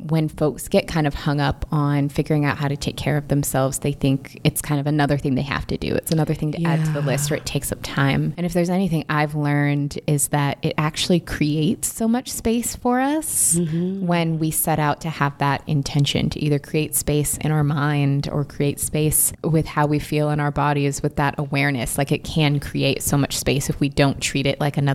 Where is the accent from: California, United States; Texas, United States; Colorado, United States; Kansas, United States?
California, United States; Inglewood; I am from Inglewood.